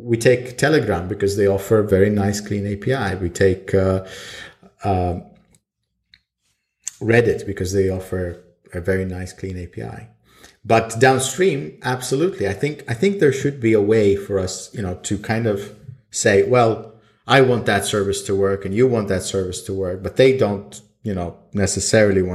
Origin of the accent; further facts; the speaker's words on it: Sweden; now in Estonia; I lived in Sweden most of my life. Then I moved to Estonia, and I was born in Estonia.